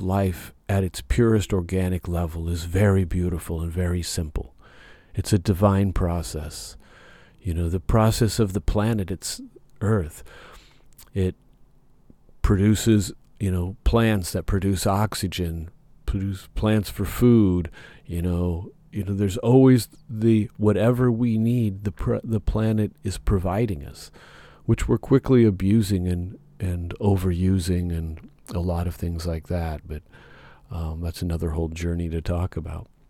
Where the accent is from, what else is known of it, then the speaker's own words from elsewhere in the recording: Nebraska, United States; now in Southern California, United States; where I grew up in Nebraska